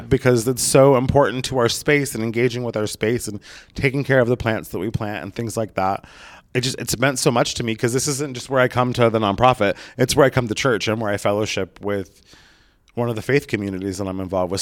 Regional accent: Southern Oregon, United States; moved away as an adult; also born or lived in Portland; now in Los Angeles, United States; my hometown in Southern Oregon

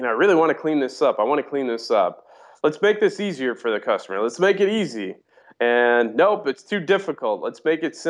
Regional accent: Mount Prospect, Illinois, United States; also born or lived in Des Plaines; I grew up in the northwest suburbs of Chicago. Town is Mount Prospect.

